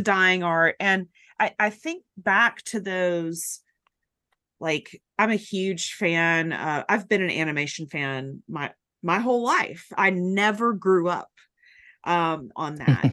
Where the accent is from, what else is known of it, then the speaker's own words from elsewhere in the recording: Chattanooga, Tennessee, United States; now in Atlanta, United States; I'm from Chattanooga originally, my husband is too, and our parents live there